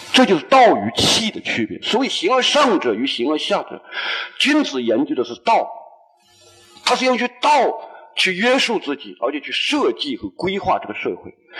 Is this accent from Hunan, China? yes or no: yes; Hunan, China; now in Guangzhou, China; 我们湖南人在一块基本上就是打牌、赌博